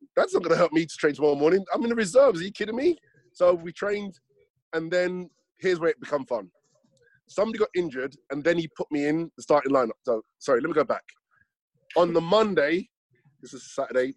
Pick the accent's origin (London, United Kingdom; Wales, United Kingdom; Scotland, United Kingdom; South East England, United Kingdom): London, United Kingdom; moved away; I was from London